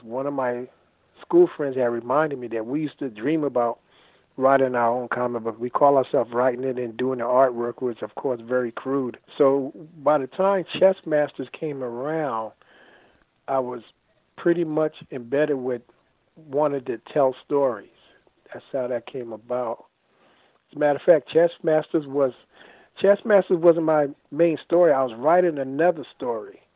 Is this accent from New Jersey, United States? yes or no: yes; Asbury Park, New Jersey, United States; moved away as an adult; also born or lived in New York; now in Sumter, United States; We moved to New Jersey in 1968 when I was seven, and I lived there for the majority of my life until 2011, when I left Asbury Park